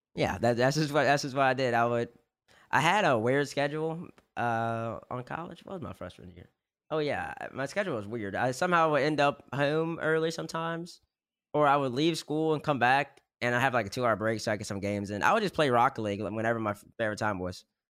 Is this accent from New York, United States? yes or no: no; Baton Rouge, Louisiana, United States; I'm from Louisiana, Baton Rouge already, so I was gonna go to LSU regardless